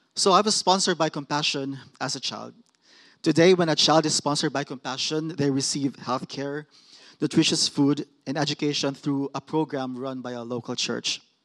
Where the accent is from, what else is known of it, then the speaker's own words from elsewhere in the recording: Mindanao, Philippines; moved away; I'm from Mindanao, which is the southernmost island of the Philippines